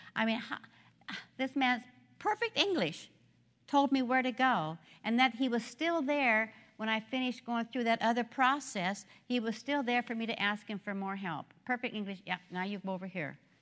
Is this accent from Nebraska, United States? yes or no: yes; Nebraska, United States; I grew up in Nebraska. I am a corn husker.